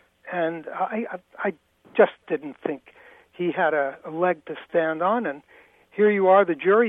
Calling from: Greenwich, Connecticut, United States; I'm calling you from Greenwich, Connecticut.

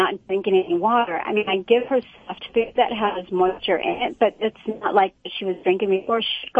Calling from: Huntington Beach, California, United States; I'm calling from work, so I'm in Anaheim, but I live in Huntington Beach.

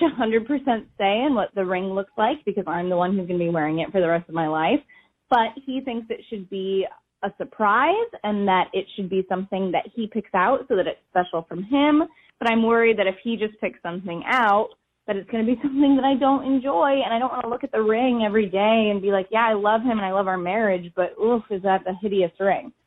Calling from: New York, United States; I am calling from New York

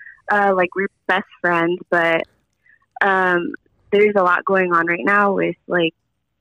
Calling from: Los Angeles, California, United States; Los Angeles, California.

